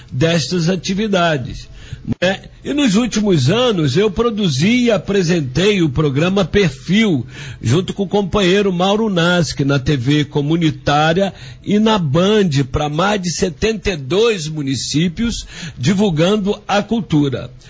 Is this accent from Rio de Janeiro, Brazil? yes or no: yes; Angra dos Reis, Rio de Janeiro, Brazil; Sou nascido e criado em Angra, tenho orgulho de ser um peixe com banana